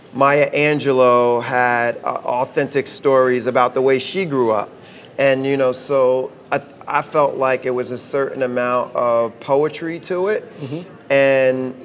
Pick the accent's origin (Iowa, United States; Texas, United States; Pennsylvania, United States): Pennsylvania, United States; Philadelphia; growing up in West Philly, it was, you know, we grew up in a tough neighborhood.